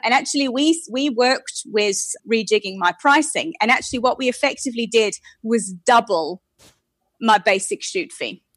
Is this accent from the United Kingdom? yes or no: yes; United Kingdom; moved away as an adult; now in South Africa; I'm British, so I've been in South Africa for eight and a half years now